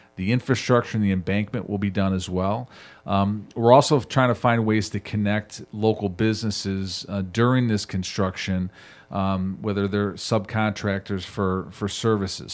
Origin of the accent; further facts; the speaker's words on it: Chicago, Illinois, United States; also born or lived in Andersonville, Chicago; I grew up in Edgewater near Sen High School